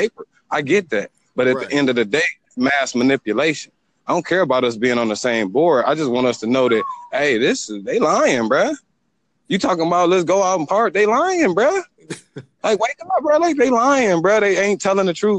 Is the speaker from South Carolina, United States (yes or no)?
no; Detroit, Michigan, United States; I'm from Detroit